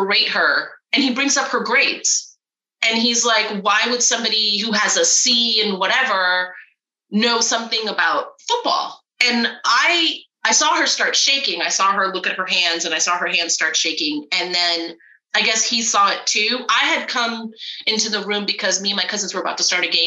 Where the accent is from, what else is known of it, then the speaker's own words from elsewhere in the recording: Florida, United States; growing up in Florida